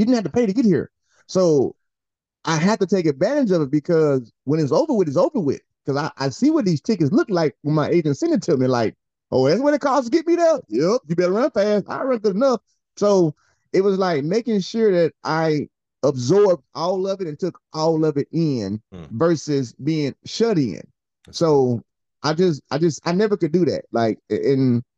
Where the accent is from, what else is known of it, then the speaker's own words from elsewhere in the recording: Opelika, Alabama, United States; I'm from Opelika, Alabama.